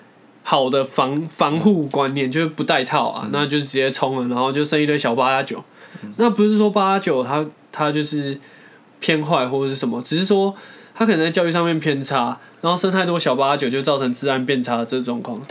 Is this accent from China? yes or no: no; Taiwan; 像我们台湾人的观念就会觉得说， 哎、还是读书比较好。